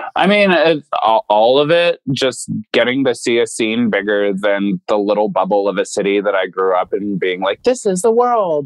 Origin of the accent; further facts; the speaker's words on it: Denver, Colorado, United States; my hometown